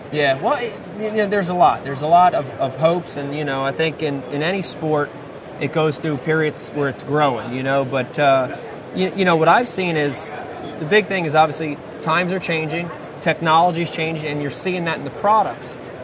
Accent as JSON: {"language": "English", "region": "New Jersey", "country": "United States", "tie": "born or raised there", "said": "growing up for me growing up in New Jersey"}